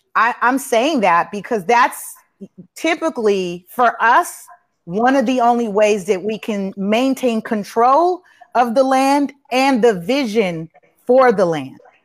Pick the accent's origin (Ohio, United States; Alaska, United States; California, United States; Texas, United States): California, United States; Los Angeles; i grew up on the east side i'm i didn't i wasn't as far as watts but I was off of Avalon and San Pedro